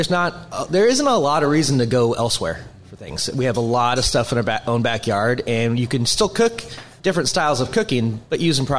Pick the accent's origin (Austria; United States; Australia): United States; Federal Way, Washington; also born or lived in Seattle; my background, I'm from Seattle. Grew up in Federal Way.